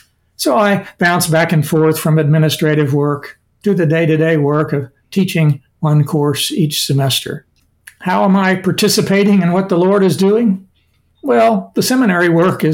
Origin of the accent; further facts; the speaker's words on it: Sparta, Illinois, United States; moved away as an adult; now in Glendora, United States; I grew up in Sparta, a small town in southern Illinois